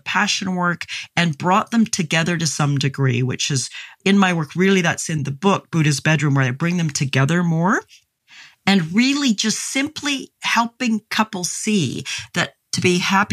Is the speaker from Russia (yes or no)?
no; Canada; I grew up in Canada where we used to have barbecues with coalish briquettes back when I was a kid